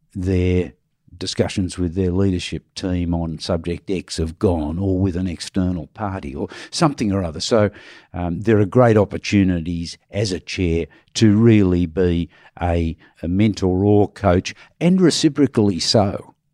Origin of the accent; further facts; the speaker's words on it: Australia; we as Australians